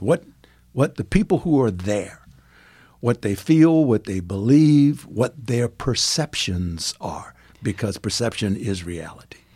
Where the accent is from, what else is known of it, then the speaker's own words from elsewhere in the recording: Farmville, Virginia, United States; also born or lived in South Africa; now in Gahanna, United States; I grew up in Virginia